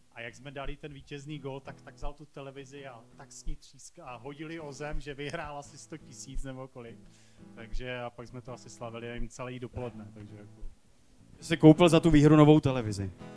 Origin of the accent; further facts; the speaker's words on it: Beskids, Czechia; já jsem z Beskyd